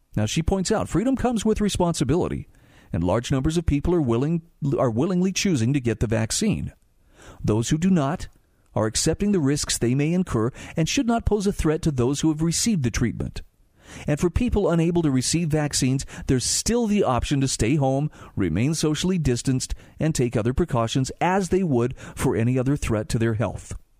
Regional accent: Utah, United States; in my home state of Utah

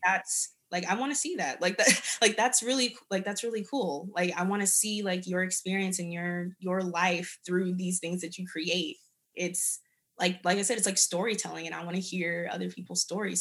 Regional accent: Germany; moved away; I grew up in Germany

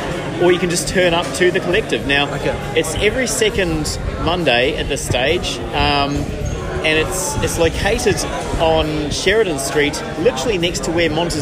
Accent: New Zealand; moved away; I'm from Middle Earth, as you can really tell from the accent.

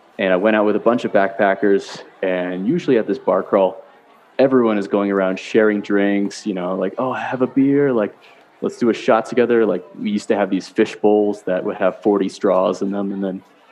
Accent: Connecticut, United States; moved away as an adult; also born or lived in Canada; I'm from Canada, but I was actually raised in Connecticut in the States

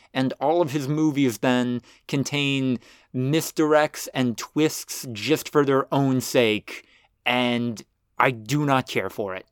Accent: United States; as an American

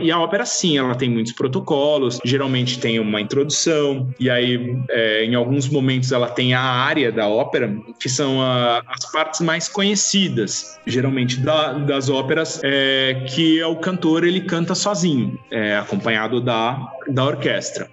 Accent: Brazil; eu sou brasileiro também

